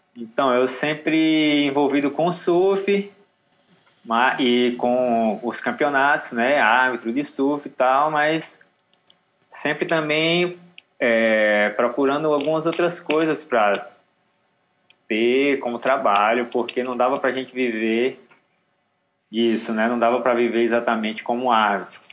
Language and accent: Portuguese; Aracaju, Sergipe, Brazil; moved away; also born or lived in Natal, Rio Grande do Norte; eu na infância eu morava em Aracaju, uhum. Sergipe. Mas eu nasci em Natal, mas aí a família toda era de Natal.